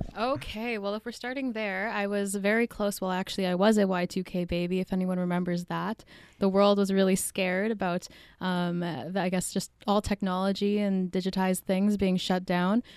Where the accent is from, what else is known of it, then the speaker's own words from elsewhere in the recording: Winnipeg, Manitoba, Canada; I was born here in Winnipeg